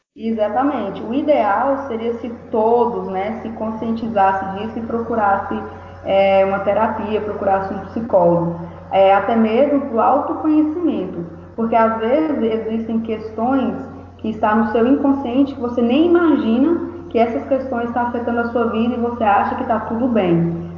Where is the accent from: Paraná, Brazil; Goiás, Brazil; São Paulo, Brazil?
Goiás, Brazil; Formosa; eu sou de Formosa, do estado de Goiás, aqui do ladinho de Brasília